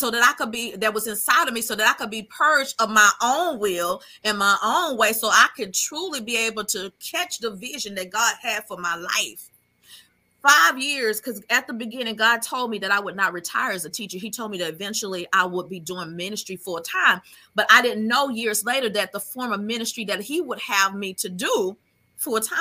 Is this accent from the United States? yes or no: yes; Hempstead, New York, United States; moved away; Hempstead. And that was the hometown that I had grown up